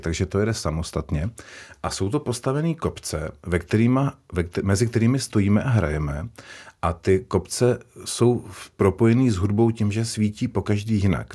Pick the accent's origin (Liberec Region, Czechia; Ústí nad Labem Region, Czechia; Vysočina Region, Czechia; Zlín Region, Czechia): Liberec Region, Czechia; Turnov; now in Prague, Czechia; jsem se narodil v Turnově, což je město, kdo neví, tak je to město když v Českém ráji, před Libercem